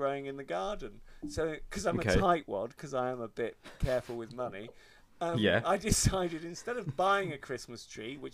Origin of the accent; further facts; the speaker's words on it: Honiton, South West England, United Kingdom; When I grew up in Devon, as I did